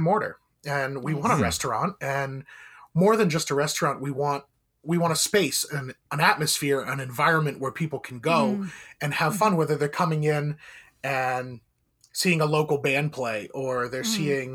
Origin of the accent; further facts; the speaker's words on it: Maine, United States; growing up in Maine